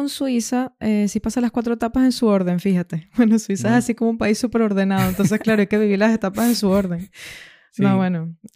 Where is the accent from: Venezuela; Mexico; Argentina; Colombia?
Venezuela; now in Granada, Spain; tuve que moldear un poco mi acento, mis palabras, ¿sabes? Para poder integrarme mejor. Aunque claro, seguía teniendo, seguía conservando, por así decirlo, algunos modismos de Venezuela.